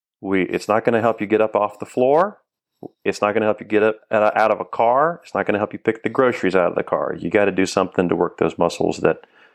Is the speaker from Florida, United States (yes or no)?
yes; Florida, United States; Florida. I'm a native Floridian. I have lived elsewhere, but I keep coming back, and this is home.